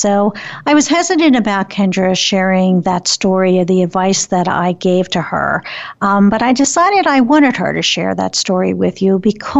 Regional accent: Philadelphia, Pennsylvania, United States; moved away as an adult; now in Pittsburgh, United States; I was born and raised in Philadelphia, married, and then moved with my husband to Pittsburgh.

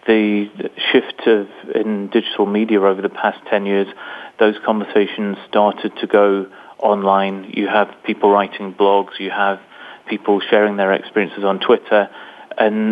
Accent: Newcastle, North East England, United Kingdom; I'm from England, from a place in the north of England, which is probably a bit like the Rust Belt in the States, a very industrial area. And I grew up

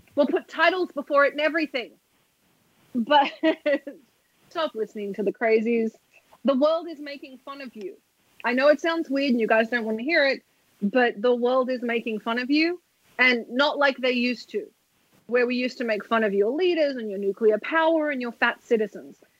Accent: Australia; I'm Australian.

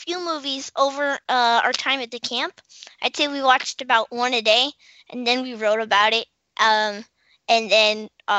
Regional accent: Washington, D.C., District of Columbia, United States

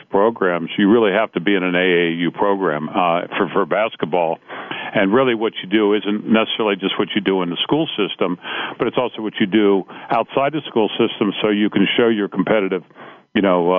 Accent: Cincinnati, Ohio, United States; I grew up in Cincinnati.

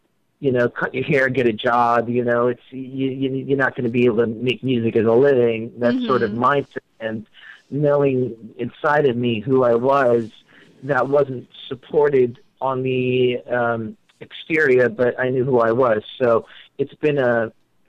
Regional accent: New York, United States; moved away as an adult; now in Los Angeles, United States; I'm originally from New York. I've been in L.A. for about 4 years

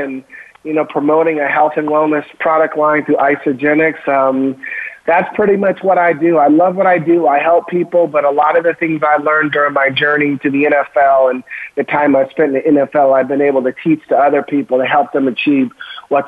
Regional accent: Oregon, United States; Born and raised in Oregon, played for the Ducks.

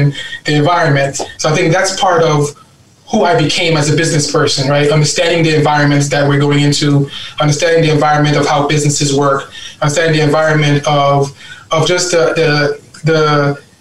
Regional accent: New York City, New York, United States; also born or lived in Guyana; I've actually been in America longer than I've been in Guyana, in my own home country. So I'm pretty much an American. I'm a Brooklyn boy. I grew up in East New York, Brooklyn.

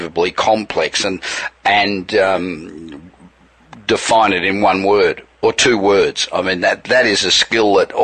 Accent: Los Angeles, California, United States; Coming to you this week from my hometown of sunny, warm Los Angeles

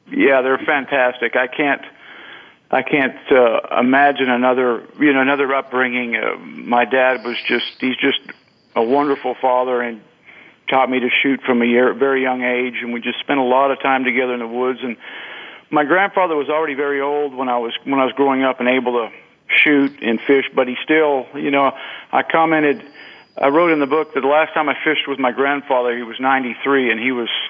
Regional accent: Montreal, Quebec, Canada; I was born and raised in Montreal, Quebec, and uh, I don't know how I got into hunting.

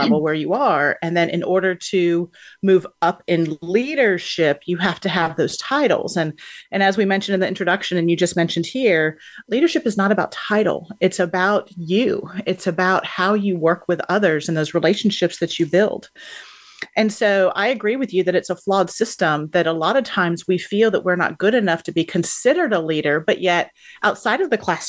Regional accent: Houston, Texas, United States; Houston, which happens to be my hometown

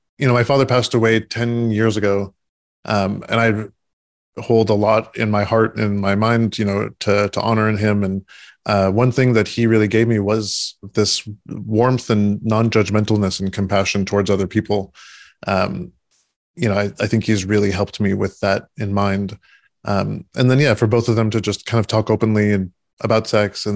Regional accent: California, United States; I was born in California

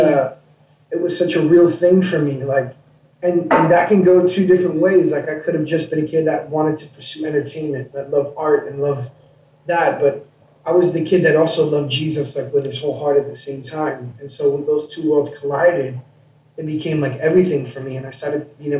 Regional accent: New York City, New York, United States; I grew up in New York City. I grew up in Queens, New York.

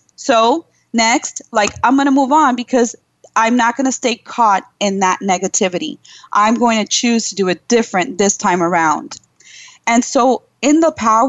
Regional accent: New York City, New York, United States; my parents are Cuban. I was born in Brooklyn, New York

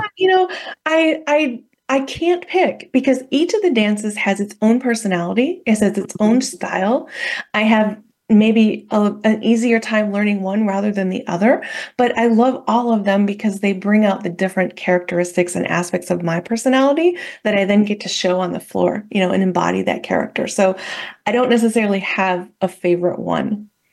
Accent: Midwest, United States; I grew up in the Midwest, uh, in a very, pretty small town

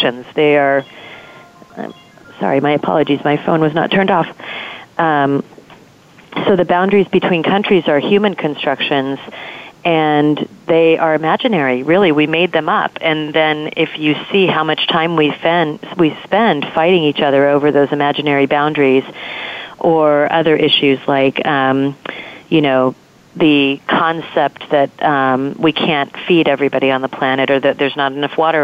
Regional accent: Southern California, United States; I grew up in Southern California

